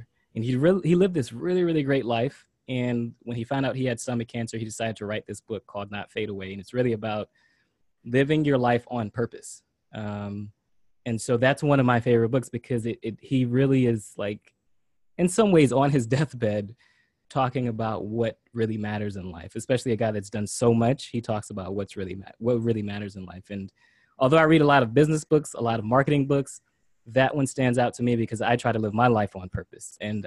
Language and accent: English; South Florida, United States; I was born and raised here in South Florida